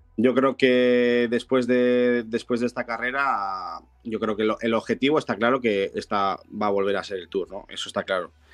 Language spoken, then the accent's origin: Spanish; Bilbao, Basque Country, Spain; yo soy de Bilbao